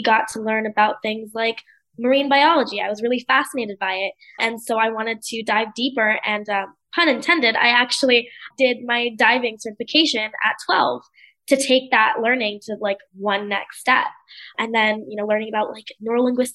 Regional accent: United States; moved away; also born or lived in India; I was born and raised in the US, but my family is from the UK

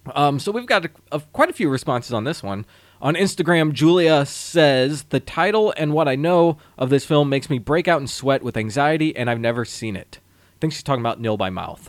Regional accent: St. Louis, Missouri, United States; I've been born and raised in Saint Louis, Missouri

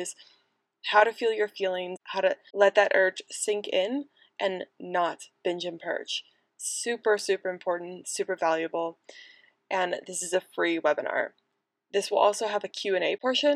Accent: United States; also born or lived in Manchester; the USA, my home country

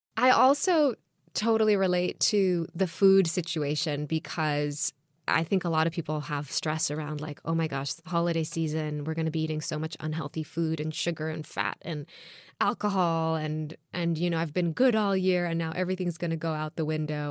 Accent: Jerusalem, Jerusalem District, Israel; now in United States; growing up in Jerusalem and Israel

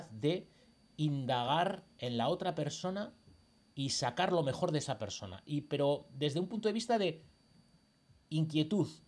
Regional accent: Basque Country, Spain; now in Seville, Spain; simplemente es para conocer gente de mi pueblo. Yo he venido del País Vasco a vivir a Sevilla.

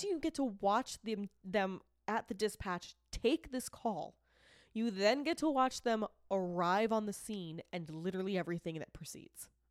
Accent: Boston, Massachusetts, United States; also born or lived in Rochester; I was raised in Boston

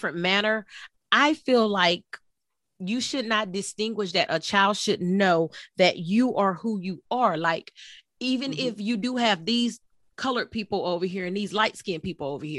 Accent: Texas, United States; I was born in Texas

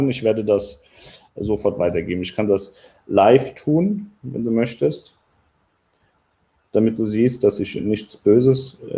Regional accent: West Germany, Germany; ich bin nicht aus Ostdeutschland tatsächlich, ich komme aus dem Westen.

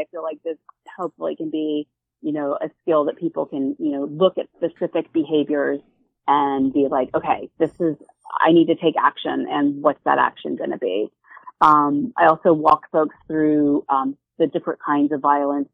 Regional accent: right outside Philly, Pennsylvania, United States; I'm from the East Coast, right outside Philly

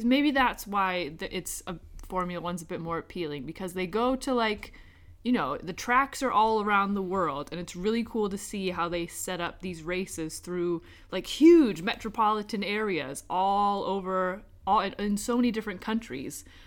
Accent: United States; moved away as an adult; now in United Kingdom; where I grew up in America

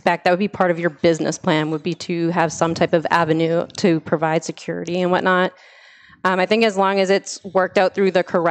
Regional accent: Methuen, Massachusetts, United States; I was born and raised in Methuen.

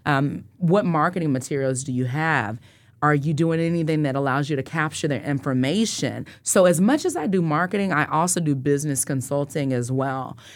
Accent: Wichita, Kansas, United States; I grew up in Northeast Wichita on Tenth and Poplar

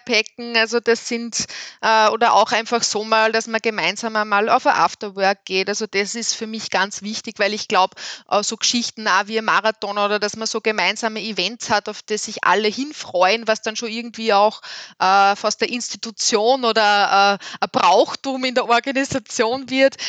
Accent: Upper Austria, Austria; als Oberösterreicherin

